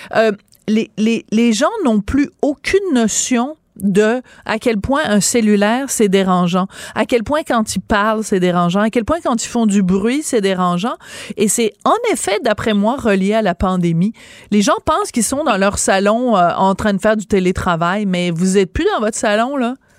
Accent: Quebec, Canada; Quand nous, on le dit au Québec

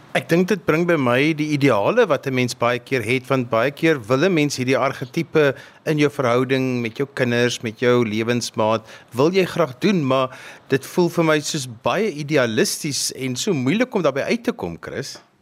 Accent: South Africa; as 'n Suid-Afrikaner

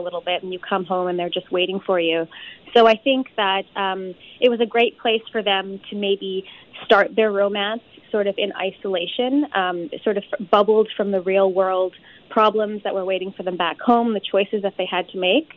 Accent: Saskatoon, Saskatchewan, Canada; my South Asian community growing up in Saskatoon was quite progressive

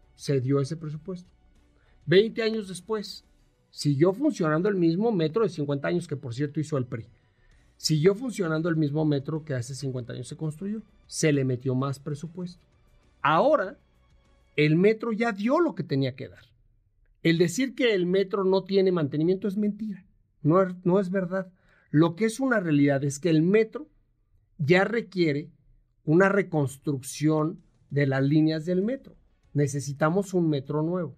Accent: Mexico; todos somos mexicanos

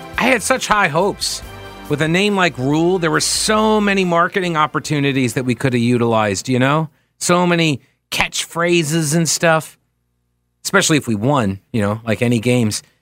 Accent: New York, United States; moved away; I was raised in New York

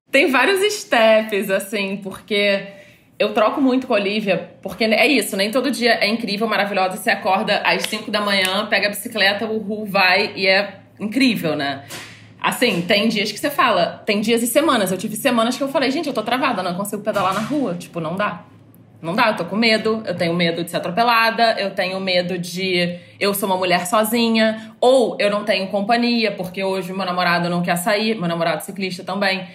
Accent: Rio de Janeiro, Brazil; moved away as an adult; also born or lived in São Paulo; eu sou carioca, atualmente moro no Rio de novo

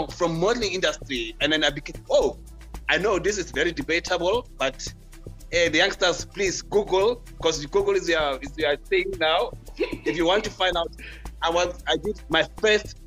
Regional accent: Soweto, Gauteng, South Africa; also born or lived in Marshalltown, Johannesburg; I was a boy from Soweto who didn't know how to speak French in the early 90s

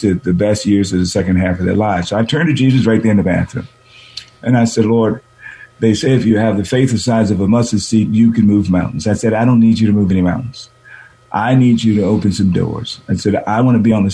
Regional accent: San Francisco, California, United States; moved away as an adult; also born or lived in Boston, United States; I was born here in San Francisco, the fourth of four kids

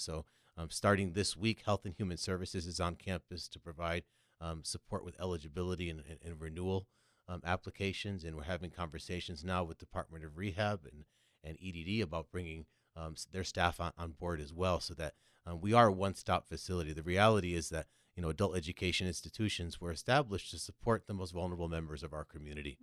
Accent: Connecticut, United States; moved away as an adult; also born or lived in New York City / Los Angeles; now in San Diego, United States; From Connecticut, so between Boston and New York, you get a little of either

